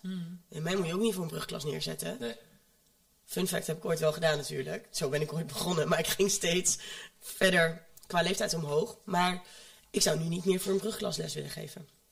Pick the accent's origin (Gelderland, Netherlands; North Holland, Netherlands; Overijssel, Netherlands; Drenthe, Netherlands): Overijssel, Netherlands; home town near Almelo; uit de woonplaats waar ik vandaan kom, daar hadden ze geen M B O. Daar hadden ze alleen de middelbare school. Maar er zat wel een M B O gevestigd in Almelo.